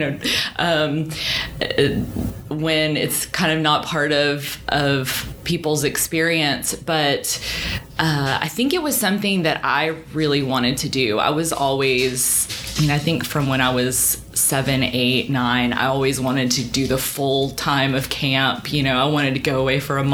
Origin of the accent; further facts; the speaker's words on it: Hot Springs, Arkansas, United States; also born or lived in Massachusetts; now in Little Rock, United States; I grew up in Hot Springs, and I have lived in Little Rock now